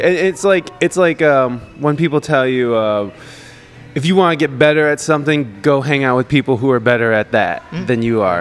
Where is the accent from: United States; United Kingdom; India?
United States; Toledo, Ohio; moved away; also born or lived in San Diego; I'm from this weird little Ohio Toledo. It's called Toledo